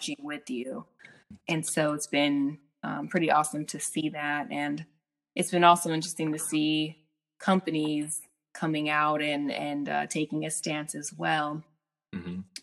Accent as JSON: {"language": "English", "town": "Chula Vista", "region": "California", "country": "United States", "tie": "born or raised there", "also_born_or_lived": "Los Angeles, California", "lives_now": "Sacramento, United States", "said": "I was born and raised in San Diego, California, Southern California"}